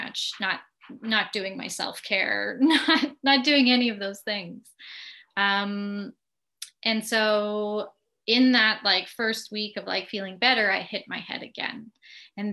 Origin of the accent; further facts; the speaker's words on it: Winnipeg, Manitoba, Canada; moved away as an adult; now in Ottawa, Canada; I always feel the need to tell people that I'm from Winnipeg. You know, you could take the girl out of Winnipeg, but you can't take the Winnipeg out of the girl.